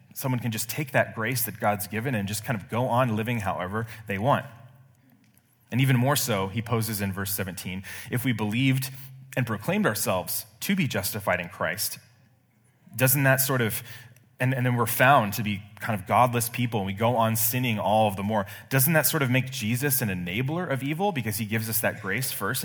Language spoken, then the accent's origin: English; Bay Area, California, United States; moved away; I'm from the Bay Area